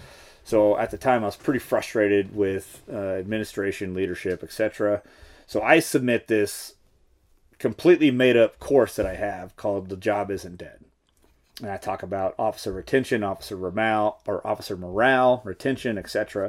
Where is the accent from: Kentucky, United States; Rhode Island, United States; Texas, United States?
Texas, United States; Dallas; Not from San Antonio, but from Dallas area.